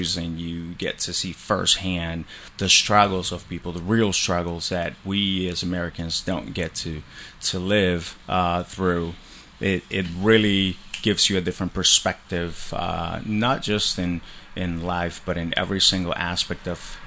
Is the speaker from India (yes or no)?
no; Colombia; moved away; I grew up in Colombia. So I'm an immigrant from Colombia